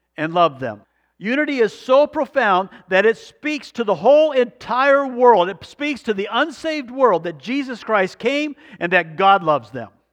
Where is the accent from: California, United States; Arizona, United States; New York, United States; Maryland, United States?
Arizona, United States; moved away; also born or lived in Alaska; we grew up in Arizona